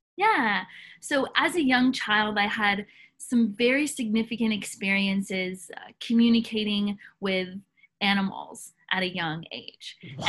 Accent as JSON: {"language": "English", "town": "Nashville", "region": "Tennessee", "country": "United States", "tie": "born or raised there"}